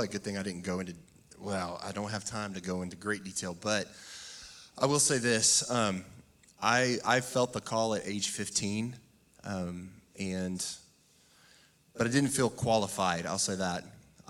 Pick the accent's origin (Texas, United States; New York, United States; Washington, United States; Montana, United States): Texas, United States; I think I may have been born in the church too. So, but I'm from a small town, Toller, Texas.